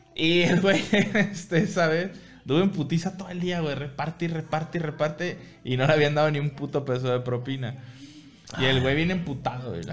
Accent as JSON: {"language": "Spanish", "country": "Mexico", "said": "también soy mexicano"}